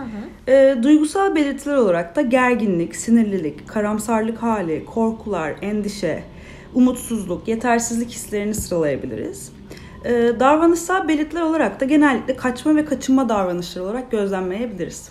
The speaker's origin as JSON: {"language": "Turkish", "region": "İzmir", "country": "Turkey", "tie": "born or raised there", "said": "93 yılında İzmir'de doğdum"}